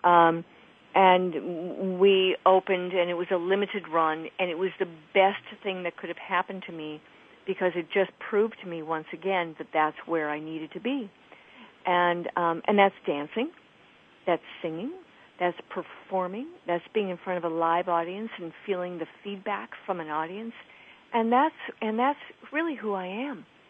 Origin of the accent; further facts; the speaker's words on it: Illinois, United States; moved away; mom of two in Illinois, not far from my hometown